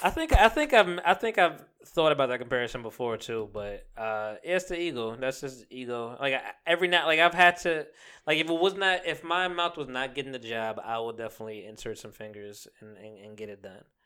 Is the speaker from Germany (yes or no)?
no; Jamaica; I am Jamaican